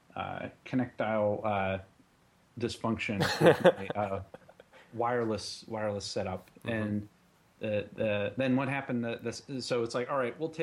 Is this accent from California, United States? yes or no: no; Western Pennsylvania, United States; now in Ohio, United States; I grew up in Western Pennsylvania, home of Mr. Rogers